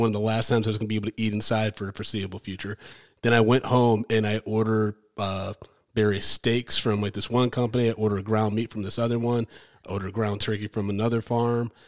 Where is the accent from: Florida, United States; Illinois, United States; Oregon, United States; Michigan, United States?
Michigan, United States; Ann Arbor; moved away as an adult; now in New York, United States; I grew up in Ann Arbor, Michigan